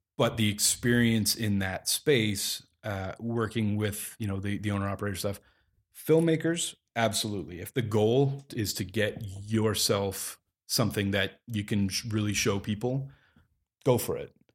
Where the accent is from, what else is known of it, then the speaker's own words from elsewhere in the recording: Calgary, Alberta, Canada; moved away as an adult; also born or lived in Vancouver Island; now in Toronto, Canada; I'm based in Toronto. I come from Calgary, but I, uh, and I was born in Vancouver Island.